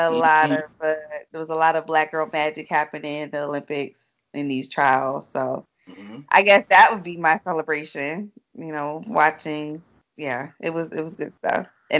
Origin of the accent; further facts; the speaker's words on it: Philippines; born there; I was born in the Philippines, so I'm rocking with them.